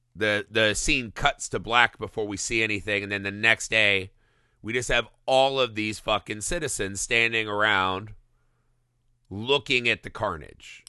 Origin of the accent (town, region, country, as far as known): United States